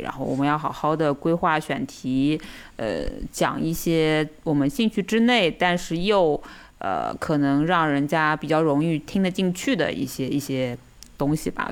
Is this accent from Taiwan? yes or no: no; Shanghai, China; 我们还是怎么讲，土生土长的嘛，对吧？上海人